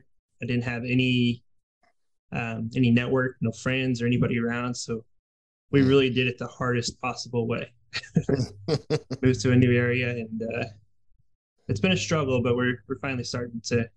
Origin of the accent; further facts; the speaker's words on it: Kansas City, United States; we're actually new to this area. We're from Kansas City.